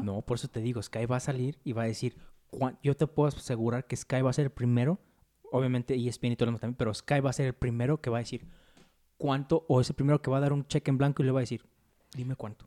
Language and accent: Spanish; Mexico; como mexicano